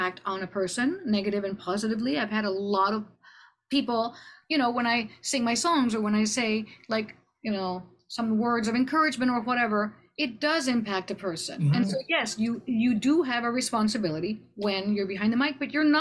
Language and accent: English; Laredo, Texas, United States; moved away as an adult; also born or lived in Austin, Texas / New York City; growing up in Laredo